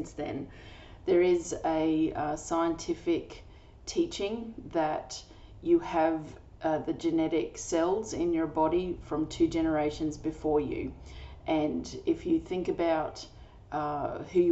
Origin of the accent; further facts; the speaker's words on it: Australia; I'm an Australian energy healer